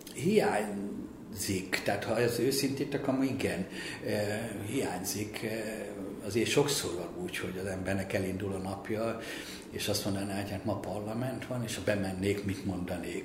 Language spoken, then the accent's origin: Hungarian; Hungary; engem úgy neveltek, hogy legyek örül, örüljek neki, hogy magyar vagyok